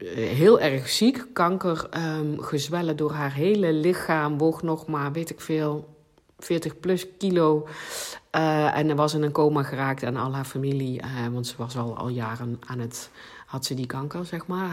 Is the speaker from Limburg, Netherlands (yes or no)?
yes; South Limburg, Netherlands; accent: Limburgish; first language Limburgish; Dutch is a second language; Nederlands is ook niet, is niet mijn eerste taal. Ik, eh, ik ben in Zuid-Limburg geboren en wij spraken daar dialect, het Limburgs.